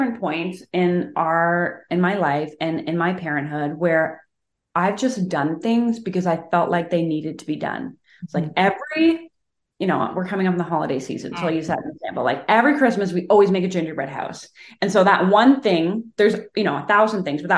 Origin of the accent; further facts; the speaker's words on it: Canada; I'm a Canadian